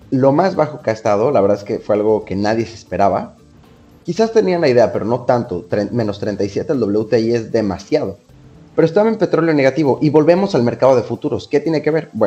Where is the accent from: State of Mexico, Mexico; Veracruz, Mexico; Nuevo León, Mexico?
Veracruz, Mexico; porque yo soy de acá de Veracruz, tenemos nuestros mariscos.